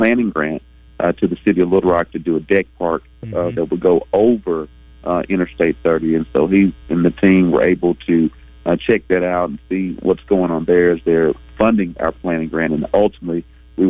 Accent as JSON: {"language": "English", "region": "Arkansas", "country": "United States", "tie": "born or raised there", "also_born_or_lived": "Memphis", "said": "my home state"}